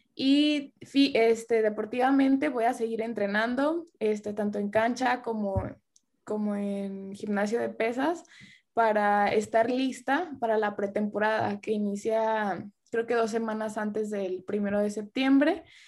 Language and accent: Spanish; Tuxpan, Nayarit, Mexico; moved away as an adult; now in United States; yo no nací ahí en Tuxpan, pero para mí es mi pueblo, mi rancho, mi, la capital del mundo